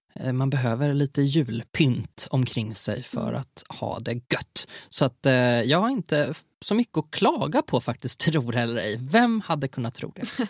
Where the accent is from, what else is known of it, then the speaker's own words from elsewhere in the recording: Gothenburg, Västra Götaland, Sweden; accent: Gothenburg (göteborgska); lät jag så göteborgsk